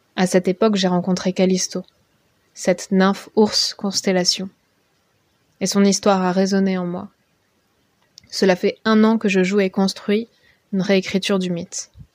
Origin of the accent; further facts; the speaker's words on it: Basque Country, Nouvelle-Aquitaine, France; J'ai grandi au Pays Basque